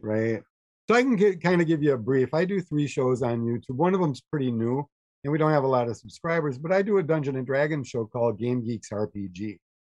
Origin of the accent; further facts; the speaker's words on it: Fall Creek, Wisconsin, United States; I grew up in Fall Creek, Wisconsin